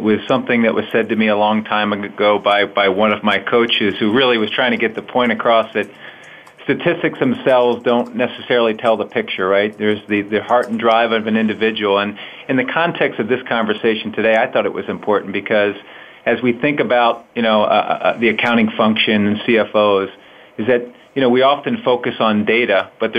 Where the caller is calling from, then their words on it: Philadelphia, Pennsylvania, United States; I'm calling from Philadelphia, Pennsylvania.